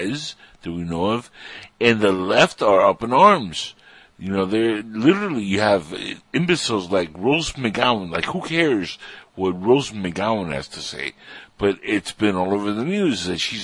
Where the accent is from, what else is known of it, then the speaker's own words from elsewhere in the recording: Cuba; now in United States; I'm Cuban